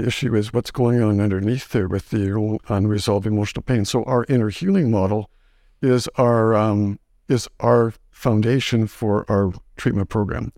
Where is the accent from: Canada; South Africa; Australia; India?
Canada; Saskatchewan; moved away as an adult; also born or lived in Winnipeg; now in Grande Prairie, Canada; I was kinda raised in Saskatchewan